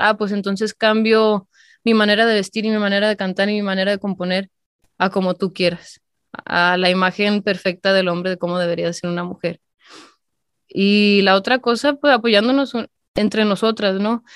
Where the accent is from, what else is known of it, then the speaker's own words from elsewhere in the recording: Calvillo, Aguascalientes, Mexico; moved away; yo soy de Calvillo, Aguascalientes